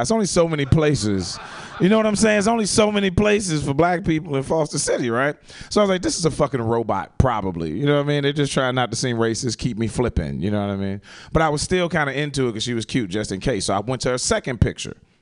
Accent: Chicago, Illinois, United States; moved away; I'm from Chicago originally

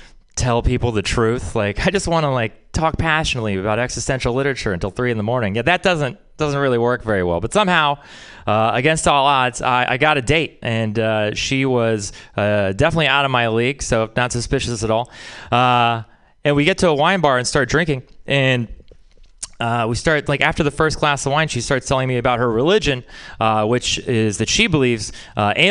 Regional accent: Texas, United States; moved away; I'm from Texas

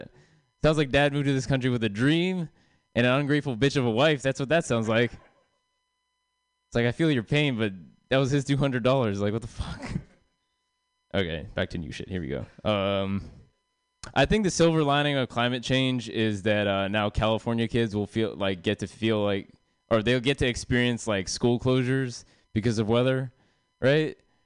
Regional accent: India; I am Indian, obviously.

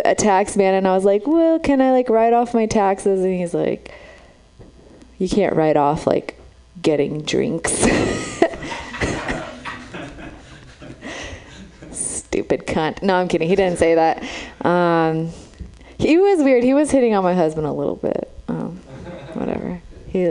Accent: Romania; now in San Francisco, United States; I'm from Romania. That's where I was born.

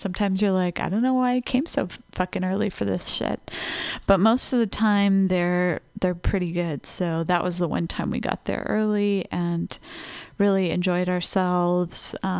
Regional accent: Los Angeles, California, United States; I was lucky enough as a teenager, growing up in Los Angeles, I was able to catch one of the reunion shows.

